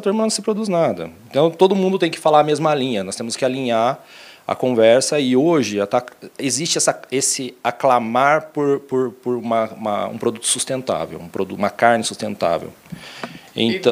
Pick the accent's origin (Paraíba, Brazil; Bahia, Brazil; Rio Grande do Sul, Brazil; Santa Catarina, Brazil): Santa Catarina, Brazil; Mafra; moved away as an adult; also born or lived in Lins, São Paulo; Eu sou catarinense de Mafra, é, divisa do estado Estado é, com o Paraná